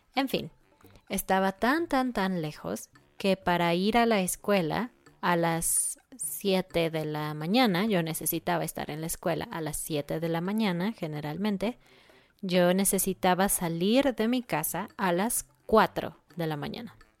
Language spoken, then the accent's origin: Spanish; Mexico City, Mexico; soy de Ciudad de México